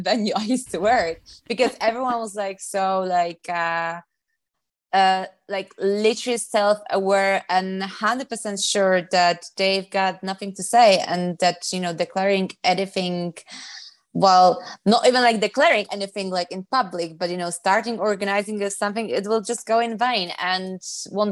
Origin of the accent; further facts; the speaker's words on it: Poland; moved away as an adult; also born or lived in London; I came from Poland.